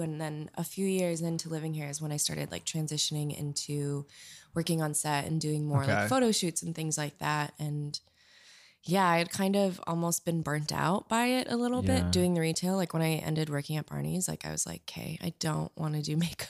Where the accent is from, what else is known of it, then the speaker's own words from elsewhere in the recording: Minneapolis, Minnesota, United States; moved away as an adult; now in Chicago, United States; I'm from Minneapolis originally.